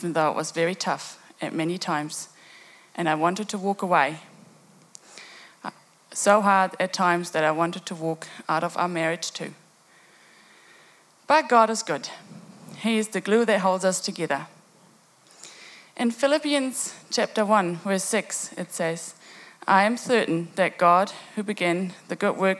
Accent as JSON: {"language": "English", "country": "Germany", "tie": "born or raised there", "said": "I have been born and growing up in Germany"}